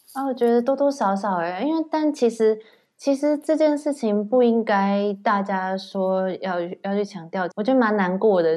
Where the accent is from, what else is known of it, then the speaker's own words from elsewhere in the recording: Taiwan; moved away as an adult; now in United Kingdom; 但是我是台湾人啊